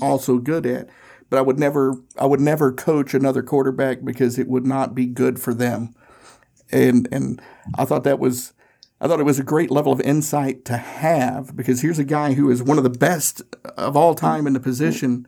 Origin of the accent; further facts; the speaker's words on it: Tennessee, United States; now in Indianapolis, United States; I grew up in Tennessee and I now live in Indianapolis